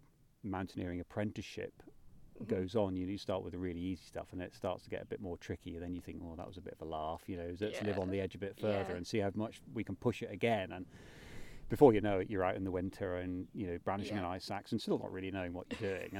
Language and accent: English; North Norfolk, East of England, United Kingdom; My background growing up in North Norfolk, which is pretty flat, as you can imagine.